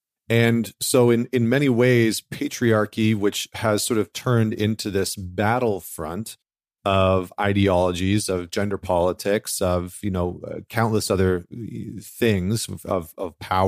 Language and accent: English; Alberta, Canada; here's this Canadian who actually grew up not too far from where I grew up in Northern Alberta.